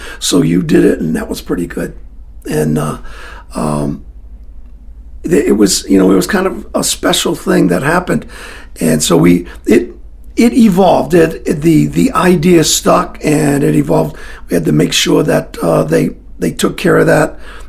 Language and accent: English; Scotland, United Kingdom; Yeah, I'm Scottish.